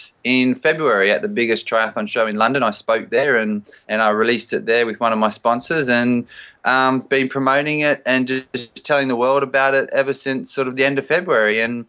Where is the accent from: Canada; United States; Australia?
Australia; You know, obviously growing up in Australia, you just know it.